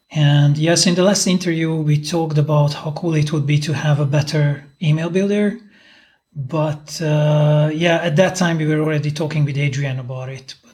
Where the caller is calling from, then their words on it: Budapest, Hungary; and uh, I'm talking from Budapest.